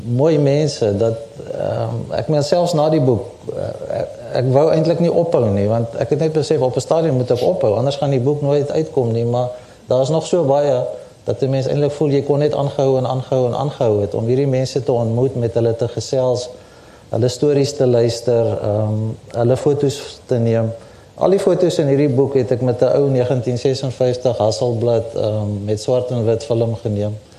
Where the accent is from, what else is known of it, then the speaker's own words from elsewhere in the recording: Pretoria, Gauteng, South Africa; also born or lived in Bloemfontein, Free State; Ek is in Bloemfontein gebore, maar ek het eintlik maar buitekant Pretoria groot geword van omtrent 3, 4 jaar oud af